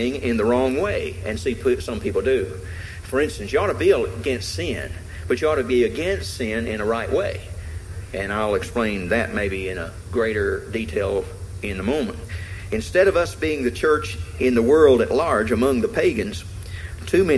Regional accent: the South, United States; Being a Southerner

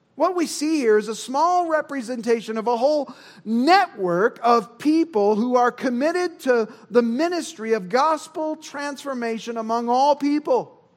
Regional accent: Indiana, United States; I'm from Indiana. We say lawyer

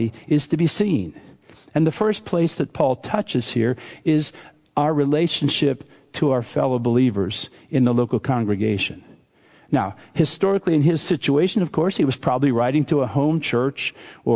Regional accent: Western Pennsylvania, United States; I grew up in Western Pennsylvania, and we did not have accents where I grew up, because everybody talked like us

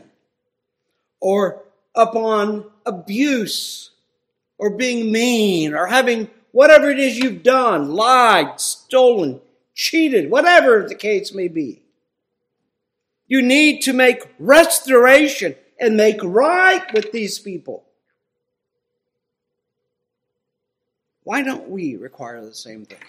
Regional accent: Ohio, United States; where I grew up in Ohio

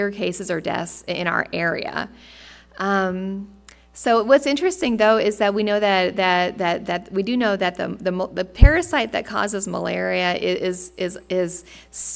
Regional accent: United States; moved away; as an American

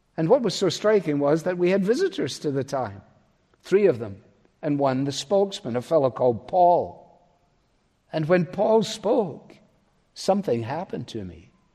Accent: Scot, Scotland, United Kingdom; as a Scot

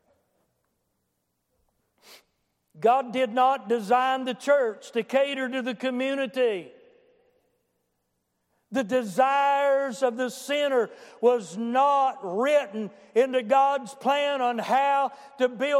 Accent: United States; I'm from Boone County

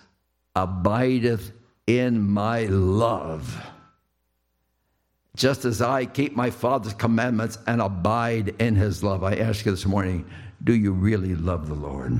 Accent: Lancaster, Pennsylvania, United States; I was in Lancaster, Pennsylvania, my hometown

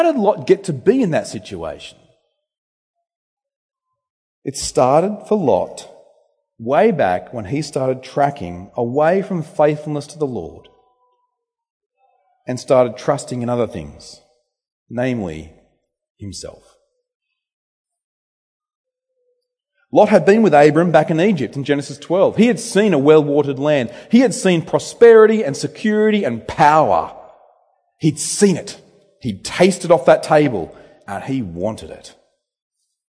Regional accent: Temora, New South Wales, Australia; now in Bendigo, Australia; My hometown where I grew up, Tamora, New South Wales

